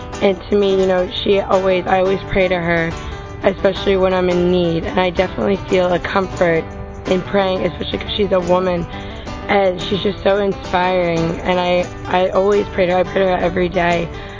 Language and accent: English; Westwood, New Jersey, United States; I'm from Westwood, New Jersey. I'm a freshman at Catholic University. I've gone to Catholic school my whole life